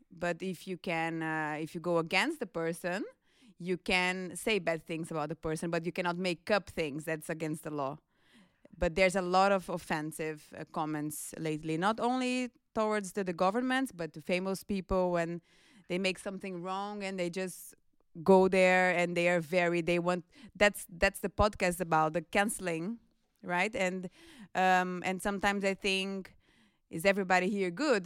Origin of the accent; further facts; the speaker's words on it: Brazil; now in Netherlands; I'm from Brazil, and I work at the International Office